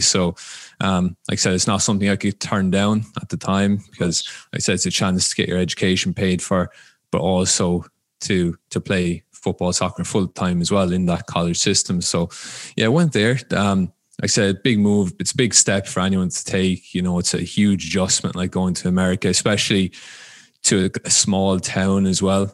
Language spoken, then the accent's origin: English; Ireland; moved away as an adult; now in United States; I'm from Ireland, um, originally. So grew up there, started playing there.